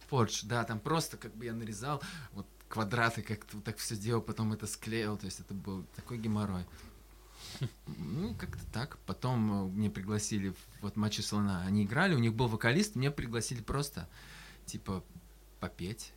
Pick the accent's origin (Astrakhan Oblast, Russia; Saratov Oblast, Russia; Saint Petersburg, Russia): Astrakhan Oblast, Russia; Astrakhan; я из Астрахани